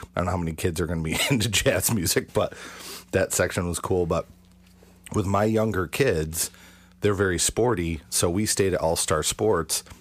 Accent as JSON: {"language": "English", "region": "Western New York", "country": "United States", "said": "we're from Western New York, and that's kind of the home of Kodak."}